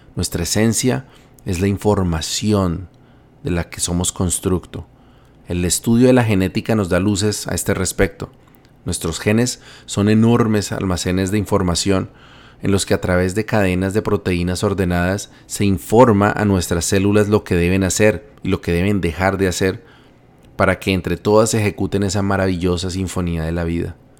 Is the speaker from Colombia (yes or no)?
yes; Bogotá, Colombia; Bogotá, mi ciudad natal